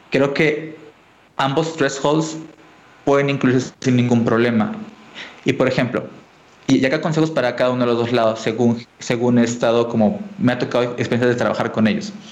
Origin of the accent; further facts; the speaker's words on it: Colombia; Yo vengo de Colombia y esta palabra no, no, es tan dura